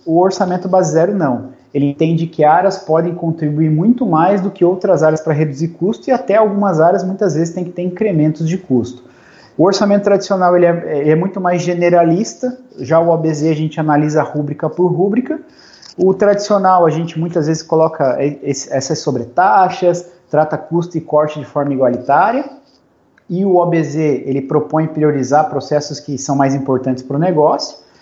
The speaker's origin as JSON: {"language": "Portuguese", "town": "Curitiba", "region": "Paraná", "country": "Brazil", "moved": "yes", "lives_now": "Joinville, Brazil", "said": "eu sou curitibano, moro aqui em Joinville, Santa Catarina"}